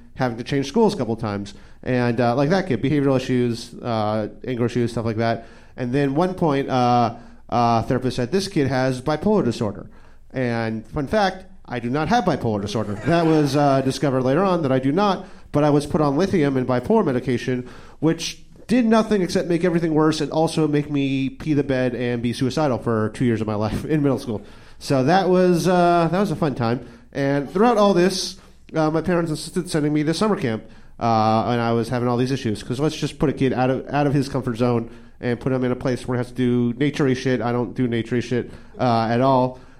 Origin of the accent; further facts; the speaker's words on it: New York City, New York, United States; I grew up in New York City, in the Upper West Side